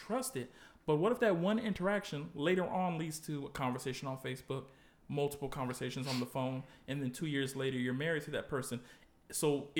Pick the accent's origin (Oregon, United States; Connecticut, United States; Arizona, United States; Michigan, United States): Connecticut, United States; also born or lived in New York / the South; now in Washington, D.C., United States; As a kid, even though I grew up in Connecticut